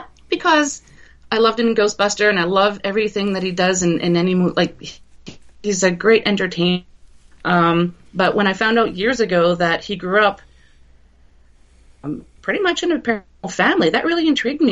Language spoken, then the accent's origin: English; Canada; I'm a Canadian.